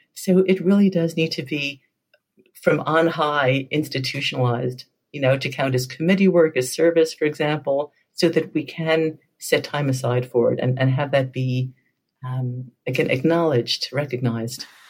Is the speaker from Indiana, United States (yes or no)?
no; New York, United States; moved away; I'm originally from New York